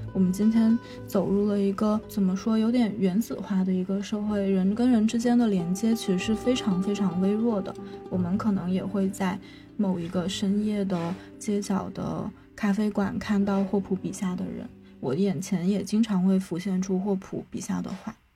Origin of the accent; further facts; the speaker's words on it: Guangxi, China; 我是广西人，我的家在广西偏西南边的一个小镇上